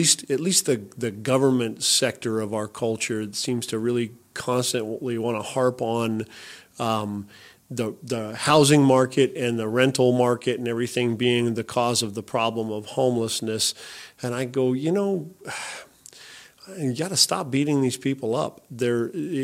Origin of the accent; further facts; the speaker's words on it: Shady Cove, Oregon, United States; I grew up in Shady Cove